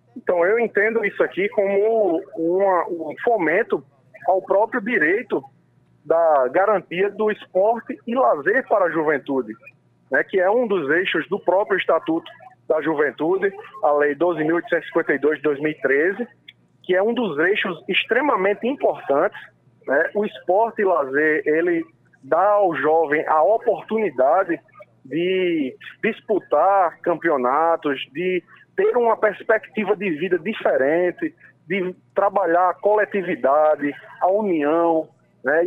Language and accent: Portuguese; Paraíba, Brazil; falando aqui enquanto paraibano